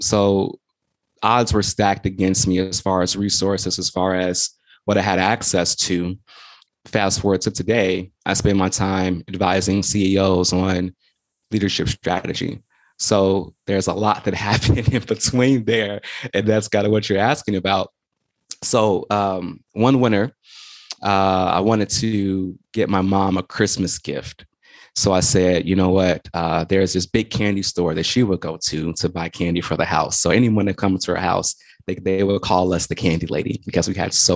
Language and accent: English; Chicago, Illinois, United States; I'm from Chicago, South Side, for anybody who's out there listening, representing the South Side of Chicago.